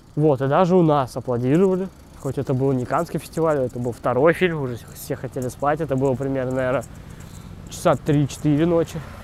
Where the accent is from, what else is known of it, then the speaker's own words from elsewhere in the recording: Kaluga, Kaluga Oblast, Russia; now in Moscow, Russia; я ходил, ездил из Калуги, еще когда не был в Москве